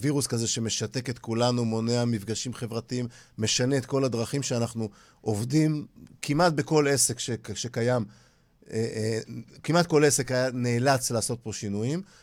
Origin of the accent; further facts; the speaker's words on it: Holon, Tel Aviv District, Israel; אני גדלתי בחולון